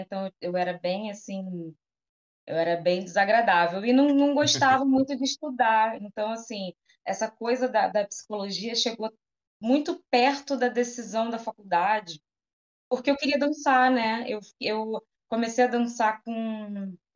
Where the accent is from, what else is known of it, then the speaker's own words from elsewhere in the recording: Rio de Janeiro, Brazil; Sou daqui de Campo Grande, zona oeste do Rio de Janeiro, né? Nasci aqui, vivo aqui